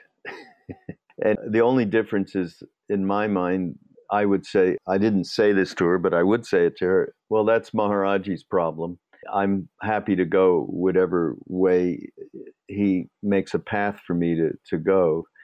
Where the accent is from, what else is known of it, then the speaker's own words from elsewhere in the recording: Montreal, Quebec, Canada; I'm from Montreal